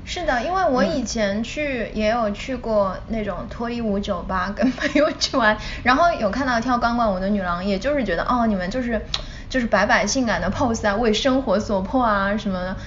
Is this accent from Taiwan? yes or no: no; China; moved away; 我从小在，嗯，国内长大嘛